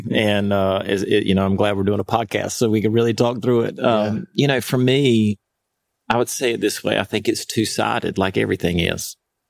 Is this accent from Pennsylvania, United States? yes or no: no; Winterville, North Carolina, United States; I'm from Winterville, North Carolina. I've been here my entire life.